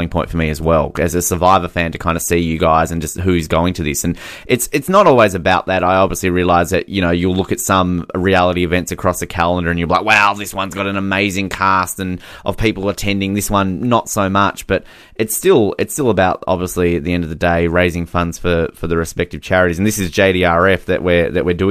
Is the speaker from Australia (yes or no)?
yes; Australia; I'm Australian